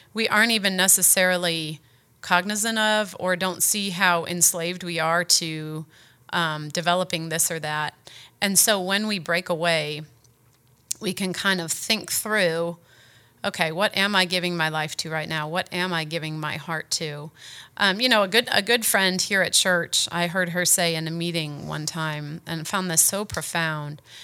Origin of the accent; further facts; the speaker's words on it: United States; I'm a woman, I'm an American